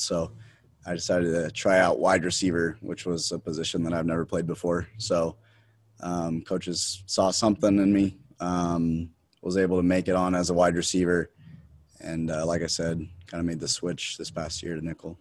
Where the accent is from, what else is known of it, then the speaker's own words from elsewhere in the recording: Salt Lake City, Utah, United States; also born or lived in Pittsburgh, Pennsylvania; now in Provo, United States; I'm from Salt Lake City, Utah.